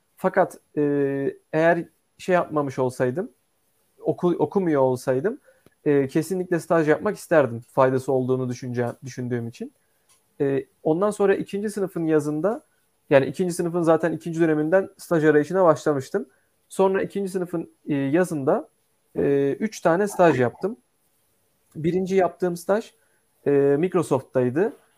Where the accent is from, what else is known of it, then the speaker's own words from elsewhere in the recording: Istanbul, Turkey; also born or lived in Ankara; İstanbul'da e, doğup büyüdüm.